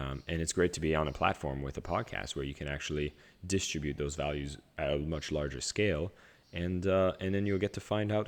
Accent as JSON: {"language": "English", "country": "Canada", "tie": "born or raised there", "said": "So first off … I grew up in a small village in Canada"}